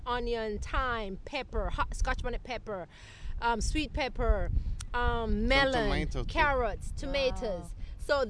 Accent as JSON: {"language": "English", "region": "Saint Elizabeth", "country": "Jamaica", "tie": "born or raised there", "moved": "as an adult", "lives_now": "Georgia, United States", "said": "I grew up in Jamaica and growing our own stuff. And living off the land, basically, growing our food and raising our animals"}